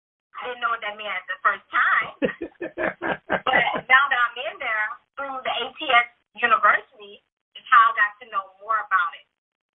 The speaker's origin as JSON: {"language": "English", "region": "Louisiana", "country": "United States", "tie": "born or raised there", "moved": "as an adult", "lives_now": "Houston, United States", "said": "I am from Louisiana, born and raised in Louisiana, was adopted. And then later on after high school, I ran away from where I was during my high school year and decided to go and live in the Houston area."}